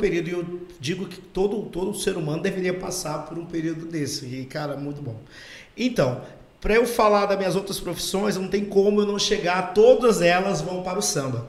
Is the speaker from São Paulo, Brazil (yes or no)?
no; Campo Grande, Mato Grosso do Sul, Brazil; é minha terra, é onde eu, onde eu cresci